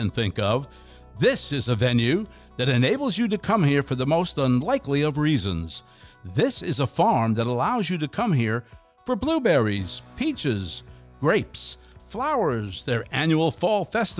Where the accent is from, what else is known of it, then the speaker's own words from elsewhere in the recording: near Lake Ontario, upstate New York, United States; now in Space Coast, Florida, United States; where I'm from also happens to be one of the greatest places to pick blueberries, and that's upstate New York, near Lake Ontario